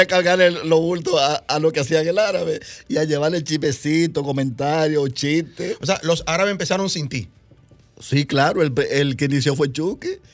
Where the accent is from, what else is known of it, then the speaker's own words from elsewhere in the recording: Santo Domingo Oeste, Distrito Nacional, Dominican Republic; yo a los ocho años estaba aquí ya, en, en Las Palmas de Herrera